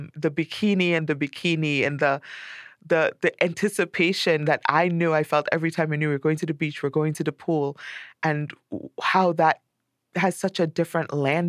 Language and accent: English; Trinidad & Tobago; now in United States; when you grow up in a place where everyone you know is black or of color, as we say here, because we're East Indians in Trinidad.